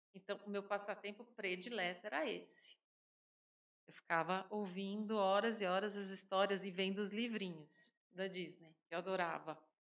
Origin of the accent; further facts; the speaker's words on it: São Paulo, Brazil; moved away as an adult; now in Sete Lagoas, Brazil; Eu sou paulistana, como você disse, nascida no Ipiranga